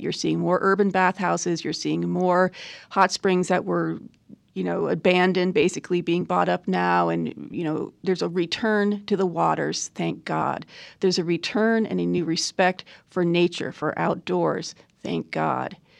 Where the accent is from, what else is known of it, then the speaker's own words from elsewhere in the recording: New York City, New York, United States; also born or lived in Burlington, Vermont; now in Rogue Valley, Oregon, United States; I grew up in New York City, between New York and Burlington, Vermont.